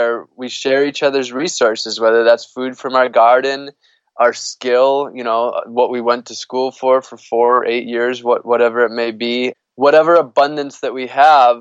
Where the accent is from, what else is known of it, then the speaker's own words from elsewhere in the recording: United States; I'm a privileged person growing up in the United States as a white male